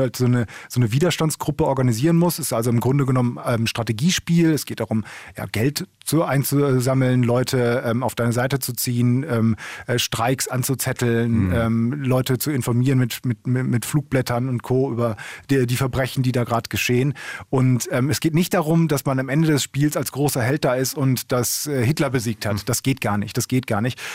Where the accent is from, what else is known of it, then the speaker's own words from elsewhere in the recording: Essen, North Rhine-Westphalia, Germany; in meiner Heimatstadt in Essen